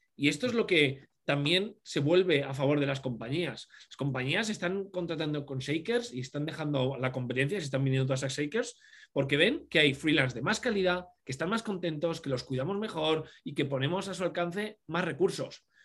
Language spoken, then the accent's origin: Spanish; Cuenca, Castilla-La Mancha, Spain; moved away as an adult; now in Madrid, Spain; yo soy de Cuenca, una ciudad muy pequeñita, eh, aquí entre, de, de, de Madrid, entre Madrid y Valencia.